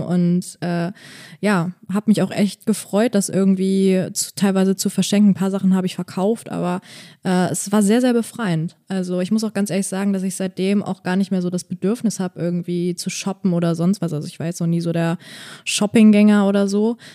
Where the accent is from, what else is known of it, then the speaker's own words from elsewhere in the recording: Bonn, North Rhine-Westphalia, Germany; moved away as an adult; now in Berlin, Germany; ich komme aus Bonn und habe da halt jetzt auch lange in einer WG gewohnt